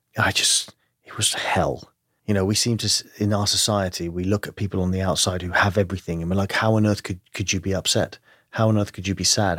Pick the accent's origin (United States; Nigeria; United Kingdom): United Kingdom; London; accent: English; moved away; I grew up in London, uh, but my family is Greek